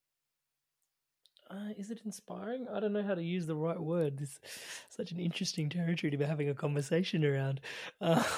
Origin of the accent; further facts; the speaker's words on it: India; As an Indian